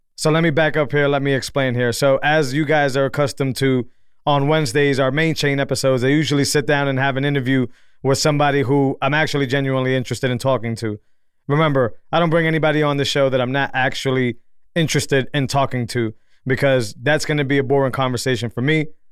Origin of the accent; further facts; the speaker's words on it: Massachusetts, United States; now in Texas, United States; I'm from Massachusetts, more of a city boy.